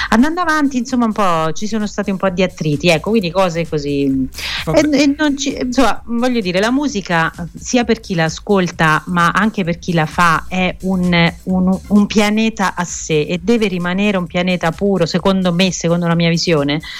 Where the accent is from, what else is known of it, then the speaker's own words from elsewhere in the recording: Umbria, Italy; moved away; io sono proprio tornata, io sono Umbra, sono mm-hmm. cresciuta in un paese Bellissimo. piccolino e sono tornata a vivere qua.